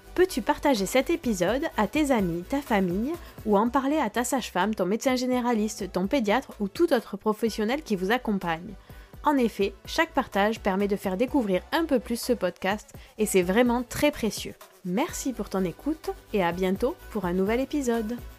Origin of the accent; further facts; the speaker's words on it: France; chez nous, en France